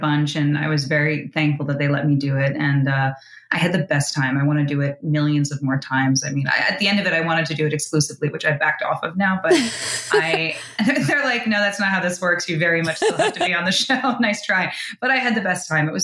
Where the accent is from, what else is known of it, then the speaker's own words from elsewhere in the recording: Bergen County, New Jersey, United States; also born or lived in New York City; I'm from Jersey